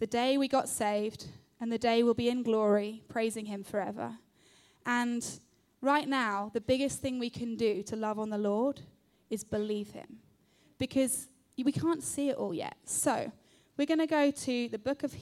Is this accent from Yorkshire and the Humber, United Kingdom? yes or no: no; London, United Kingdom; I am 30 years old. I grew up in London.